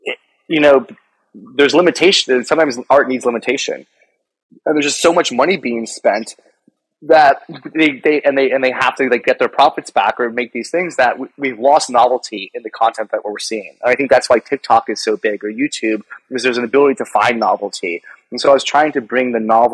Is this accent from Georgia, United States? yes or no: yes; Atlanta, Georgia, United States; moved away; also born or lived in Colorado; I grew up in Atlanta, Georgia. I used to also live in Colorado